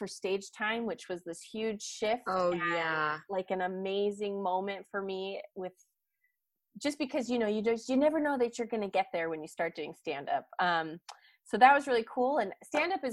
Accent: Utah, United States; now in Georgia, United States; I grew up in Utah a little bit

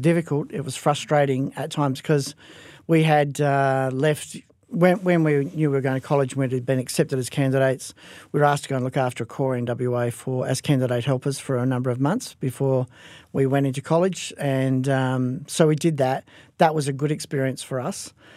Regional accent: Perth, Western Australia, Australia; I was raised in Perth Fortress, um, from, uh, my early age, from as young as I can remember

